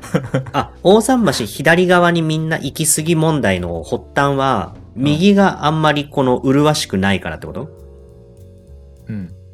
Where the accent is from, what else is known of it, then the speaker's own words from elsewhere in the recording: Yokohama, Kanagawa, Japan; moved away; 生まれ故郷の横浜に帰ってきた